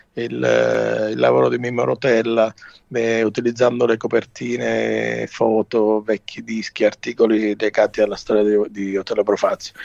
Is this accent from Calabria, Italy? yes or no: yes; Calabria, Italy; sono un calabrese, guardo il Mediterraneo e canto nella mia lingua